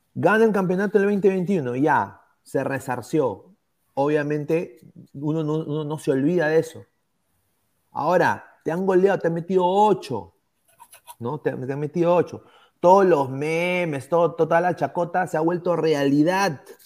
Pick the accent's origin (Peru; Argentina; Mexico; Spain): Peru; como peruano, como aliancista